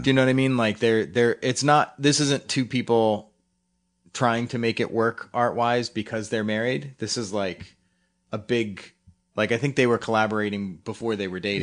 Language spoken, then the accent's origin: English; Philadelphia, Pennsylvania, United States; growing up in Philly